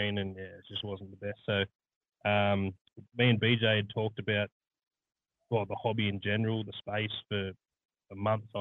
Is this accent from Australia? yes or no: yes; Sydney, New South Wales, Australia; moved away as an adult; also born or lived in Melbourne; I was born in Melbourne, grew up in Sydney, and spent 10 years living overseas